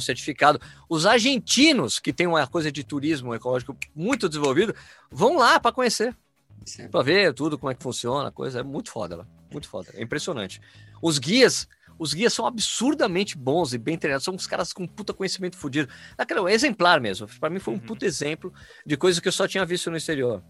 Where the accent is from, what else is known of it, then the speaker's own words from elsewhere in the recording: Brazil; sou brasileiro